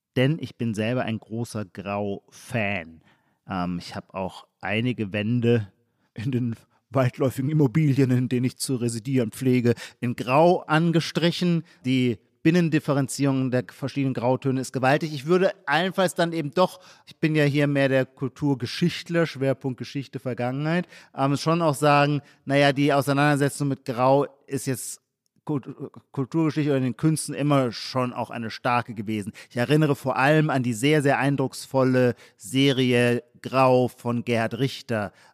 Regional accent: Heidelberg, Baden-Württemberg, Germany; in meiner Heimatstadt Heidelberg

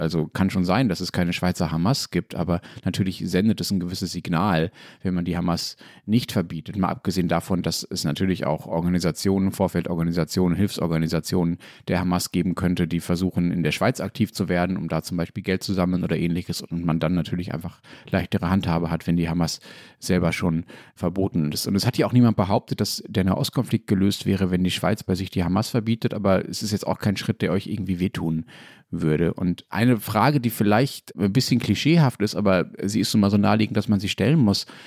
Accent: Berlin, Germany; als Berliner

